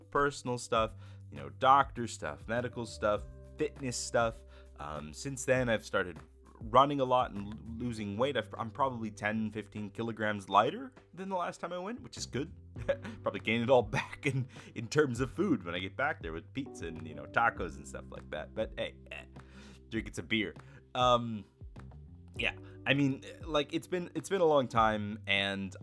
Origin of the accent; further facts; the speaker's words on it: near Tampa, Florida, United States; I'm from Florida. I'm from near Tampa.